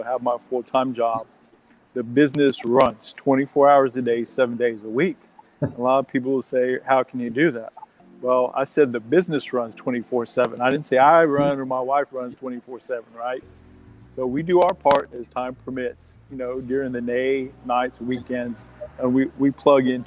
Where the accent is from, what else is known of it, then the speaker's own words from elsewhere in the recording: Texas, United States; I grew up in Texas